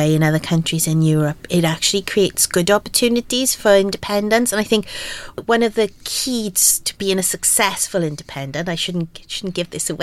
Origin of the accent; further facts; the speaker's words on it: Aberdeen, Wales, United Kingdom; I grew up in Aberdeen and very much in a mining community